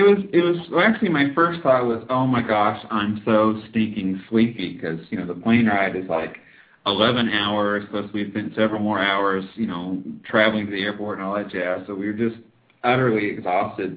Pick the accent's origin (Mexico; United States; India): United States; moved away as an adult; now in China; as an American